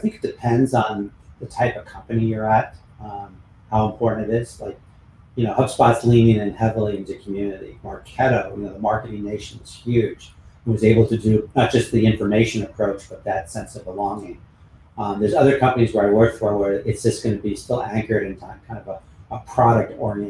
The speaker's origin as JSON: {"language": "English", "region": "California", "country": "United States", "tie": "born or raised there", "said": "You know, I grew up on Highway 101 in Silicon Valley with, you know, working with tech companies."}